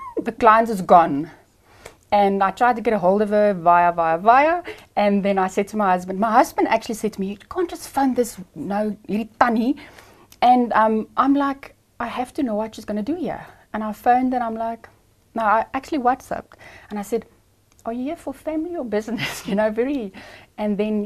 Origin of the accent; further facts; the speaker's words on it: Ermelo, Mpumalanga, South Africa; I am from Ermelo, Mpumalanga.